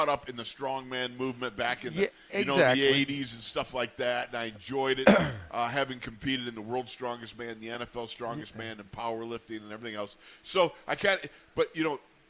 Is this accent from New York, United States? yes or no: yes; Buffalo, New York, United States; I'm from Buffalo